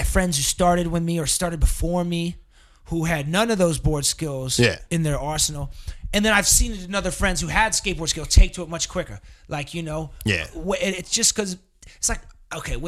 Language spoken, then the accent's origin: English; East Coast, United States; moved away; also born or lived in Crown Heights, Brooklyn; I'm from the East Coast